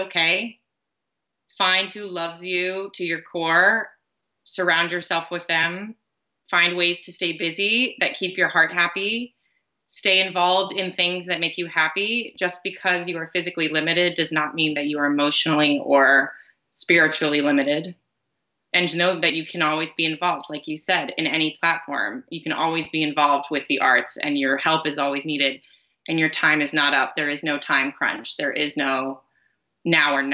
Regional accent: near Fort Myers, Florida, United States; Fort Myers, which is a town close to my hometown

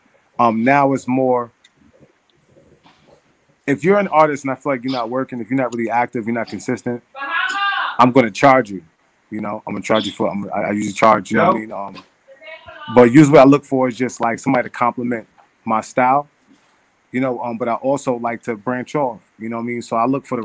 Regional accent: Mount Vernon, New York, United States; also born or lived in New Rochelle, New York; I was born in New Rochelle, New York, and then I moved to Mount Vernon when I was like 10

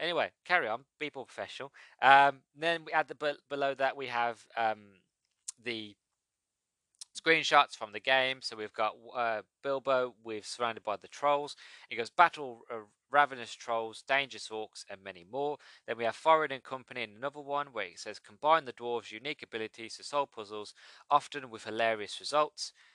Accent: United Kingdom; I'm British

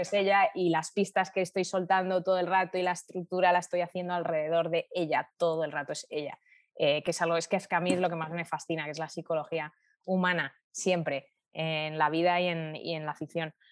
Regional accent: Spain; Y cuando volvieron a España y ya nací yo, eh, yo crecí entre todos sus recuerdos

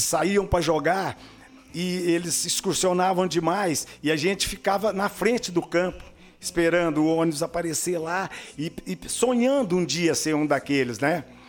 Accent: Uberlândia, Minas Gerais, Brazil; moved away as an adult; also born or lived in Dourados; now in União da Vitória, Brazil

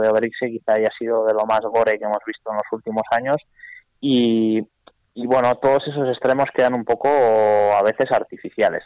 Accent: Vitoria-Gasteiz, Basque Country, Spain; moved away; soy de Vitoria, he vivido ahí 40 años

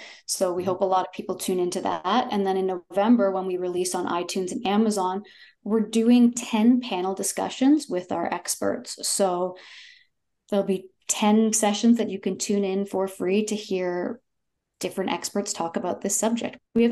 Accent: Toronto, Ontario, Canada; but I am from Toronto and I currently live in Toronto.

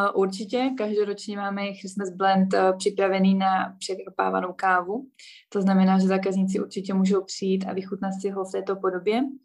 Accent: Ostrava, Moravian-Silesian Region, Czechia; moved away as an adult; now in Bratislava, Slovakia; já pocházím z Ostravy

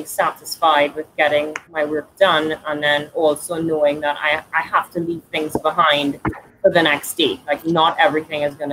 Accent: Trinidad & Tobago; moved away as an adult; now in Canada

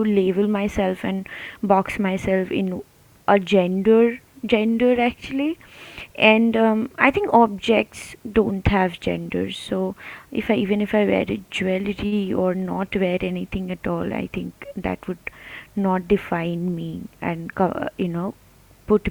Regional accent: Kolkata, West Bengal, India; I'm from Calcutta.

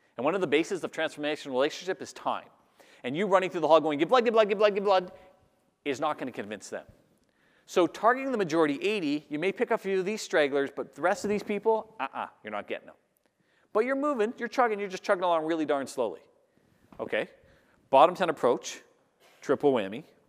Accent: Canada; I'm Canadian

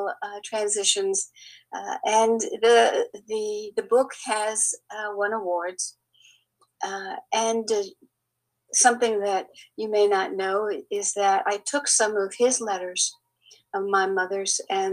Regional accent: Bermuda; also born or lived in Tulsa; now in Chattanooga, United States; I grew up in the British colony back then of Bermuda.

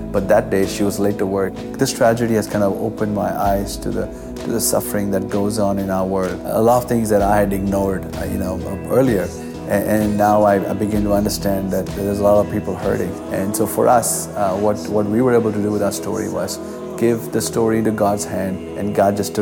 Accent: Kolkata, West Bengal, India; I grew up in Calcutta, India, a city of 21 million people

